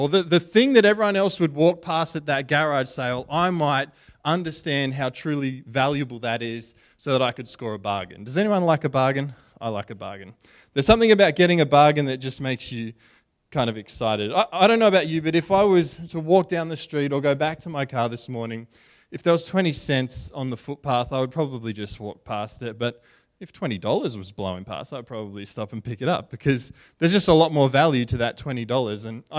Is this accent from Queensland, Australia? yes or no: yes; Brisbane, Queensland, Australia; We grew up in Brisbane, and we went to the Brisbane show